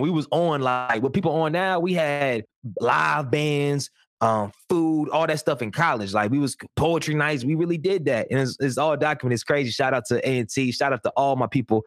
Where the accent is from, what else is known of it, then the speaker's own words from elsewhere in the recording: Durham, North Carolina, United States; I'm from Durham, single parent household until around six or seven years old